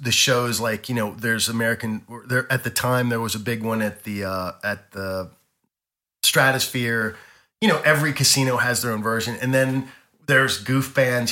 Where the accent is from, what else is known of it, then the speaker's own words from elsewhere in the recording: Baltimore, Maryland, United States; moved away; also born or lived in Las Vegas; being from Baltimore